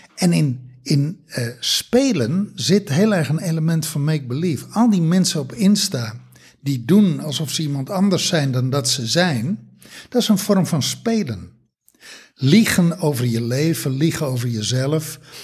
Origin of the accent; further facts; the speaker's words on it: Texel, North Holland, Netherlands; moved away; also born or lived in Germany; als kind op Tessel